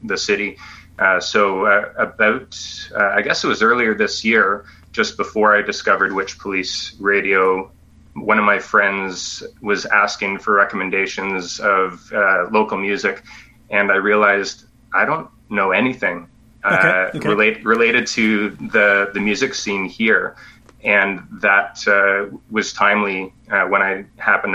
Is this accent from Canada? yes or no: yes; Ontario, Canada; moved away; I'm originally from Ontario, and I've been living in the province here for the past 3 years